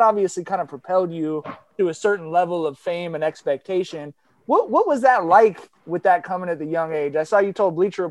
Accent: Long Beach, California, United States; growing up in Long Beach

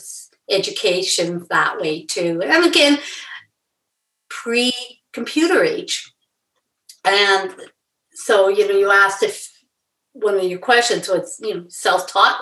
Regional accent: Edmonton, Alberta, Canada; I grew up in Edmonton

